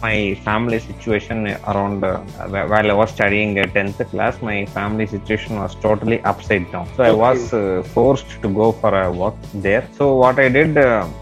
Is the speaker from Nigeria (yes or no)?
no; Salem, Tamil Nadu, India; also born or lived in Hyderabad; later, after 2015, I came back to Salem as well, which is my hometown